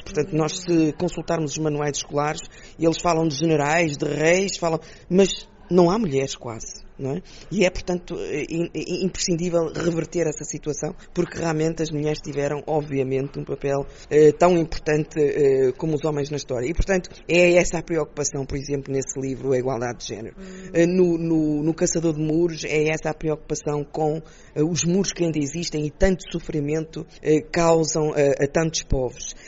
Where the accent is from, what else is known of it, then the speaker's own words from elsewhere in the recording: Portugal; nós como portugueses